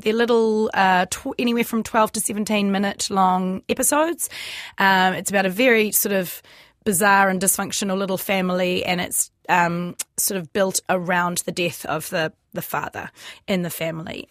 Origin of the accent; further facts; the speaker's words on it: New Zealand; us Kiwi actors